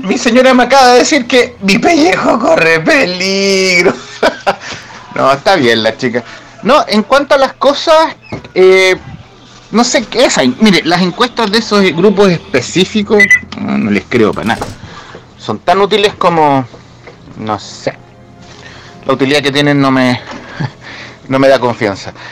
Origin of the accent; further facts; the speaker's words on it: Chile; Somos chilenos